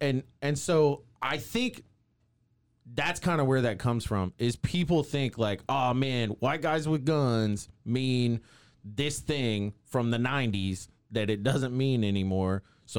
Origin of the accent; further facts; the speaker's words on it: Waco, Texas, United States; I grew up in Waco. I went to Waco High. Yep. I grew up in the local punk rock scene.